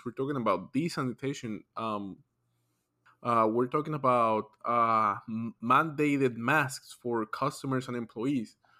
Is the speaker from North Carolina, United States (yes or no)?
no; Atlanta, Georgia, United States; we're from Atlanta